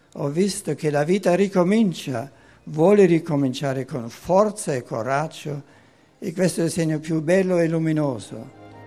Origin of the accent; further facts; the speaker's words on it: Faenza, Emilia-Romagna, Italy; io ho più di 60 anni, vivo qui da sempre